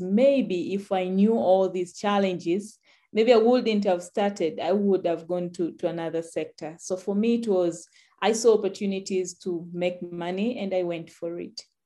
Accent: Tanzania; I'm from Tanzania, where agriculture is dominated by smallholder farmers

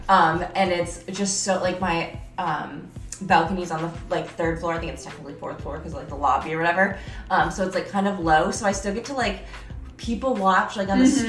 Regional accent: upstate New York, United States; moved away as an adult; now in San Diego, United States; I'm from New York, but like upstate New York

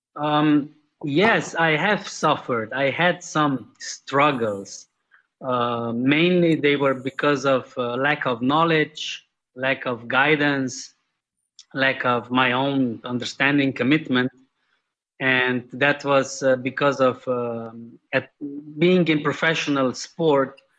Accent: Slovenia; I'm from Slovenia, Europe. That's a small country in the Central Europe

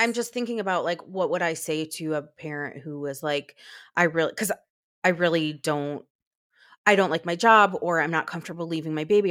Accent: United States; as an American parent

